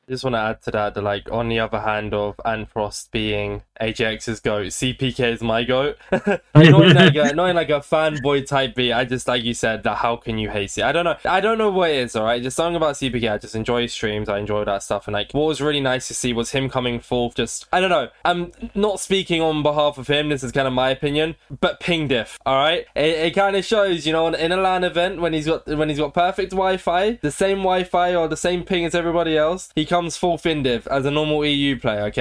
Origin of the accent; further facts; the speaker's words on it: United Kingdom; I am British. I live in Britain